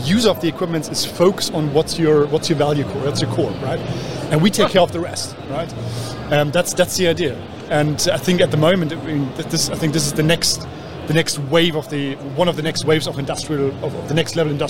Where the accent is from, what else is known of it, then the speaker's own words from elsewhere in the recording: Germany; accent: English; So I'm originally from Germany.